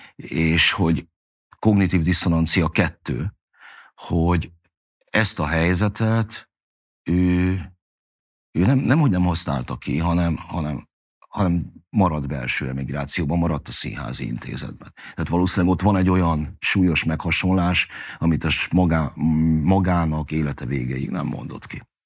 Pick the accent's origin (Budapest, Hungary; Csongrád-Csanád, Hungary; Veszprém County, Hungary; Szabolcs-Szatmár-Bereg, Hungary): Budapest, Hungary; megkaptunk a Krisztina körúton egy hatodik emeleti nagy lakást, én oda születtem már